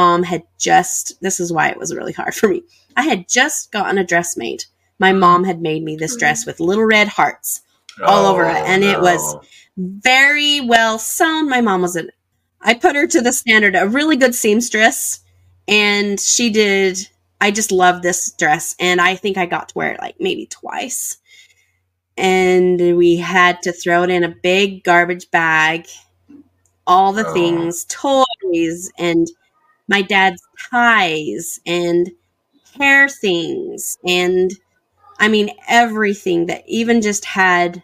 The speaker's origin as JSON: {"language": "English", "town": "Sandy", "region": "Utah", "country": "United States", "tie": "born or raised there", "also_born_or_lived": "Hildale, Utah", "said": "I was born and raised in the FLDS, and my parents lived in the Salt Lake Valley, so in Sandy."}